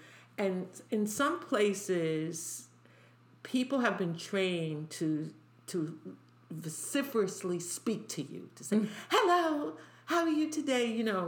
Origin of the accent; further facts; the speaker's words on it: New York City, New York, United States; accent: New York; I was born and raised in New York